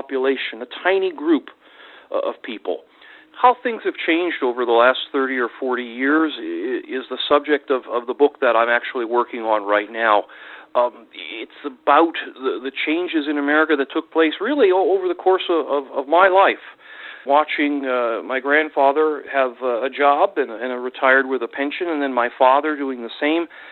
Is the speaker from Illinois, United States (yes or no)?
no; Ohio, United States; I grew up in Ohio during the 1970s in what's now called the Rust Belt